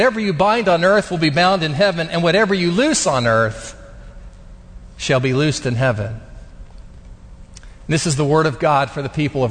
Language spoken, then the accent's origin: English; Bethany, Oklahoma, United States; a kid from Bethany, Oklahoma